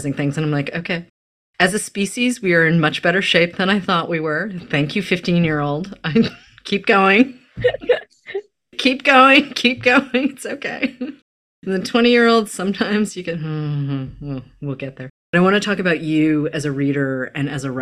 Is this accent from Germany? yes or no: no; New England, United States; I grew up in New England